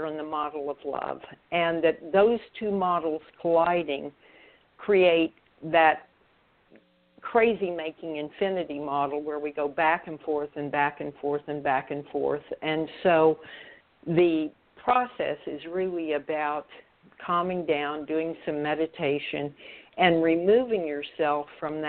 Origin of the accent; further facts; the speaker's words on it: Oklahoma City, Oklahoma, United States; moved away as an adult; also born or lived in Florida; He was a physician in my hometown and was very close to my family. And as I was hired back to Oklahoma City from Florida